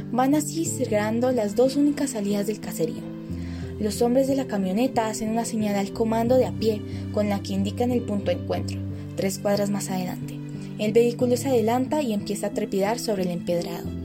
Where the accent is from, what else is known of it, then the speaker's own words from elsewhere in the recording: Colombia; Como colombianos casi siempre ignoramos todo lo que nos sentimos propio y no necesariamente somos conscientes de ello.